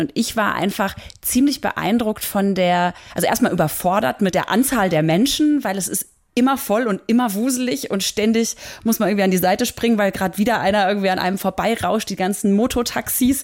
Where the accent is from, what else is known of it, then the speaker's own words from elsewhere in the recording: Germany; ich als Deutsche